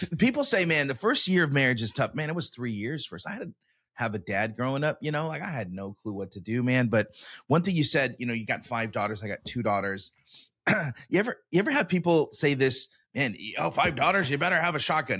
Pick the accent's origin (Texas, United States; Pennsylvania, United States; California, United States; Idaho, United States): California, United States; Sacramento; moved away as an adult; I'm from Sacramento